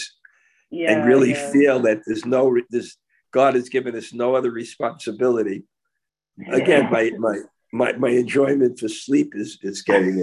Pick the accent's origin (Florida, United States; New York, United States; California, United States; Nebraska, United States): New York, United States; I'm from New York